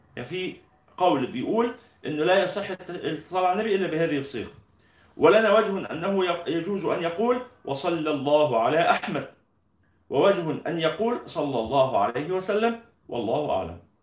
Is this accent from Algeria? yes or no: no; Egypt; إحنا عندنا في مصر